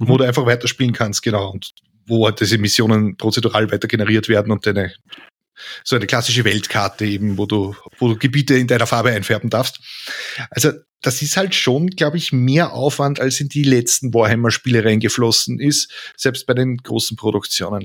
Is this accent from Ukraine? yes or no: no; Lower Austria, Austria; ich bin Niederösterreicher